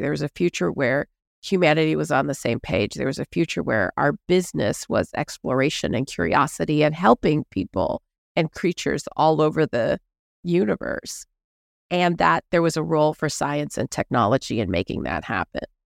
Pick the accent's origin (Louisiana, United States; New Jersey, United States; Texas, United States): Texas, United States; Houston; I grew up in Houston, Texas